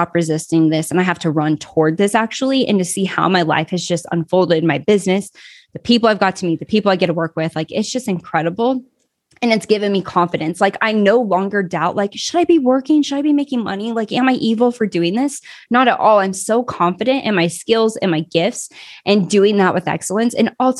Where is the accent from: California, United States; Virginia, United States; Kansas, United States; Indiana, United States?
Kansas, United States; I grew up in the Midwest, Kansas, actually